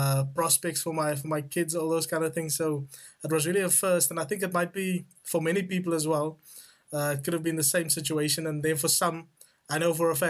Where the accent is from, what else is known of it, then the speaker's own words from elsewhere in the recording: South Africa; now in United Kingdom; I'm a South African and I'm always going to like love my country